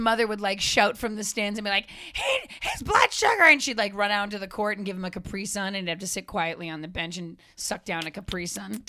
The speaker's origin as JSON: {"language": "English", "town": "Framingham", "region": "Massachusetts", "country": "United States", "tie": "born or raised there", "moved": "yes", "said": "I grew up in Framingham"}